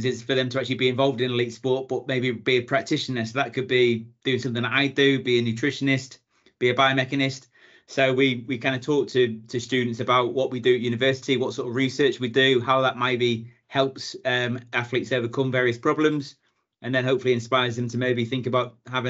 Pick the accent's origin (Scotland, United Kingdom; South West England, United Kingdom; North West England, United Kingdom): North West England, United Kingdom; Ellesmere Port; moved away as an adult; also born or lived in Chester / Bangor, Wales / London; Originally, born in Chester, grew up in Ellesmere Port, sort of at the bottom of the Wirral.